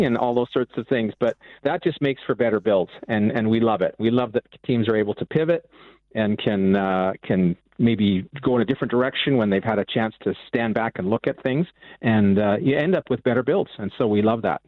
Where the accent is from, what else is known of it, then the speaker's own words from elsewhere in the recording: Vancouver, British Columbia, Canada; I'm from the West Coast, from the Vancouver area